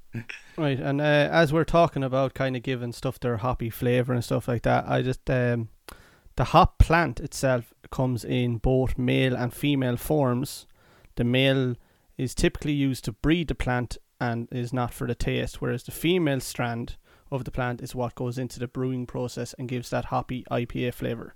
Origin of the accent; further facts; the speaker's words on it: Athlone, Leinster, Ireland; we're from Athlone